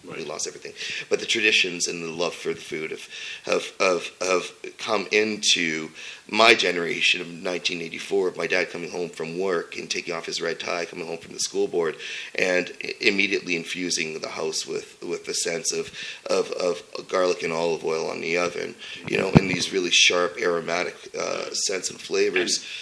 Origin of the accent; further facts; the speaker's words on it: Sudbury, Ontario, Canada; I was born and raised in Sudbury, Ontario